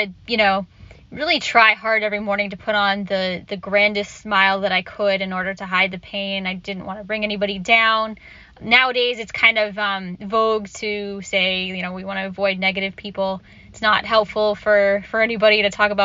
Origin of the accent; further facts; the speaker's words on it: Orlando, Florida, United States; I grew up in Orlando, Florida